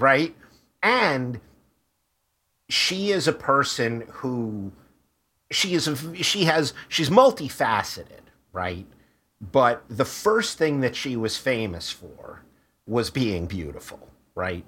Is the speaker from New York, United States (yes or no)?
yes; New York City, New York, United States; also born or lived in Brooklyn; I grew up in Queens.